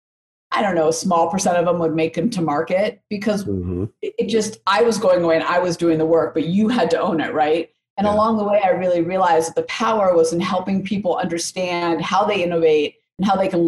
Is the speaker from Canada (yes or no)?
no; Oakland, California, United States; now in Denver, United States; I grew up in Oakland, California.